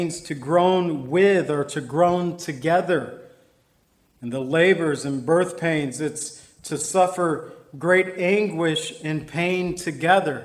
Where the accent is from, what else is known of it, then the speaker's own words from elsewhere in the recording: Zion, Illinois, United States; my hometown Zion